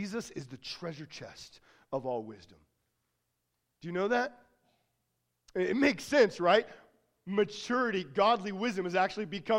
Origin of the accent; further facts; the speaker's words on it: United States; accent: American; Always had a very heavy American accent